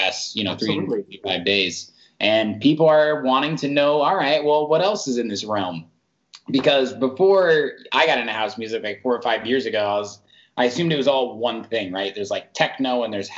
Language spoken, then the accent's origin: English; Indiana, United States; moved away as an adult; now in Chicago, United States; I came from Indiana